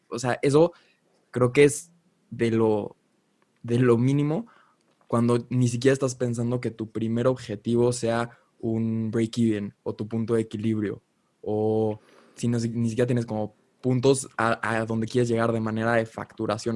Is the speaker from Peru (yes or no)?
no; Mexico; Cuevas y yo somos mexicanos